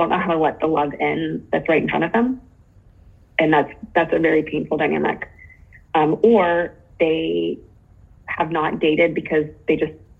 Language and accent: English; Pittsburgh, Pennsylvania, United States; also born or lived in Japan; I'm from Pittsburgh